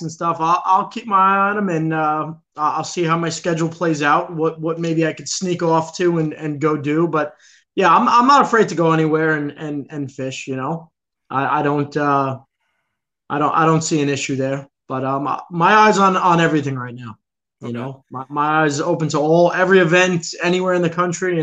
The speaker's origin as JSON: {"language": "English", "town": "New York City", "region": "New York", "country": "United States", "tie": "born or raised there", "said": "I grew up in the Bronx in the city"}